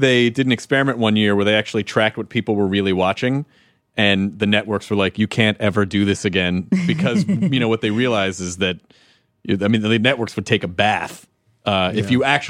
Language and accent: English; Louisville, Kentucky, United States; born there; I was born in Louisville. I love the Kentucky Derby.